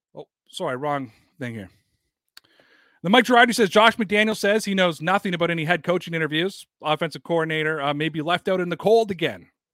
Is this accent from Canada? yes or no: yes; Canada; I'm not from Boston and that I'm from Canada